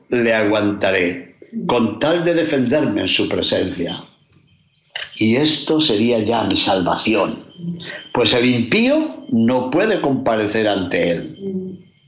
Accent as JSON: {"language": "Spanish", "region": "Castile and León", "country": "Spain", "said": "como dicen en mi tierra de León"}